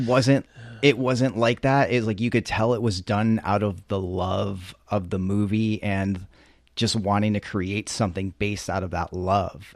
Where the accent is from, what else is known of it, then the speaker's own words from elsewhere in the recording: East Coast, United States; moved away; I'm from the East Coast